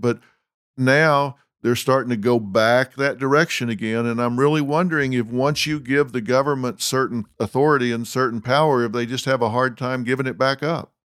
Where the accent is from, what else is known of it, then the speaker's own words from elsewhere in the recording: Texas, United States; also born or lived in Los Angeles; I'm from Texas